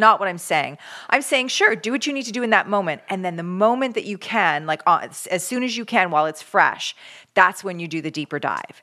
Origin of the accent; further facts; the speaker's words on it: Canada; now in California, United States; as a Canadian